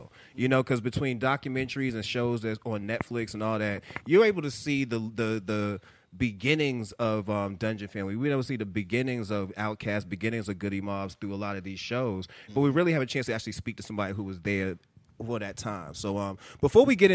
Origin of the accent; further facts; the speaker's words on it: Boston, Massachusetts, United States; I'm from Boston